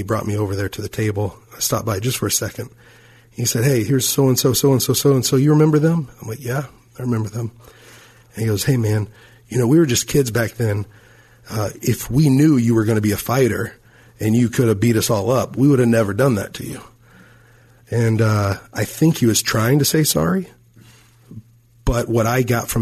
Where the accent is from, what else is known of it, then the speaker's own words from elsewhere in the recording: Fort Worth, Texas, United States; moved away; my hometown in Fort Worth, Texas